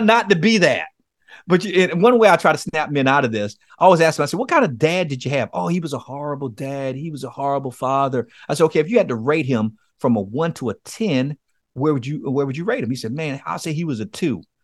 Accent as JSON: {"language": "English", "town": "Miami", "region": "Florida", "country": "United States", "tie": "born or raised there", "said": "I grew up in Miami, Florida, in a place called Liberty City."}